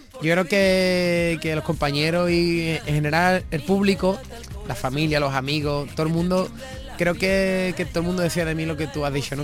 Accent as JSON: {"language": "Spanish", "area": "Cádiz", "region": "Andalusia", "country": "Spain", "said": "estaremos en mi tierra, en Cádiz"}